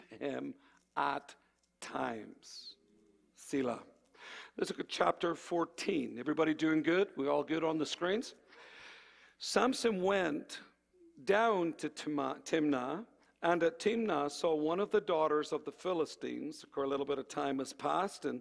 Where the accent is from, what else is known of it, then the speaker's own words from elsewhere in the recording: Ireland; moved away; I come from Ireland